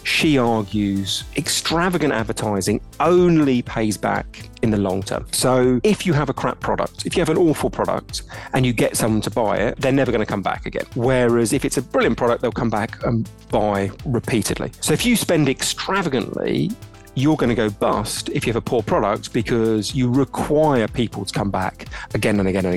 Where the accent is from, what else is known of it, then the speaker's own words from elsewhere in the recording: London, United Kingdom; I'm from London, British